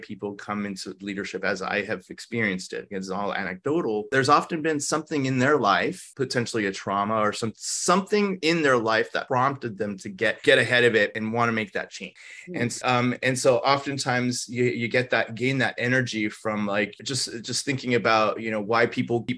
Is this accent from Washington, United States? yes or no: no; Los Angeles, California, United States; English is a second language; I grew up in Los Angeles at the time